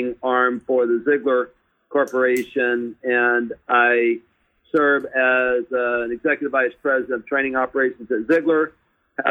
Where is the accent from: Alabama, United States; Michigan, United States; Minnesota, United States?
Alabama, United States; Mobile; I grew up on welfare in Mobile, Alabama.